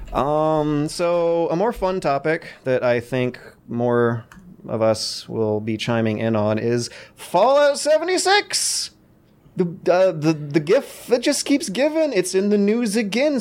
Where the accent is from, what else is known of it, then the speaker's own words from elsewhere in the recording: United States; born as an American